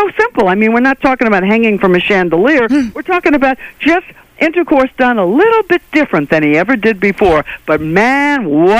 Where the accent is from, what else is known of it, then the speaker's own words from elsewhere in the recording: Ireland; That's Gaelic. You know, I'm Irish.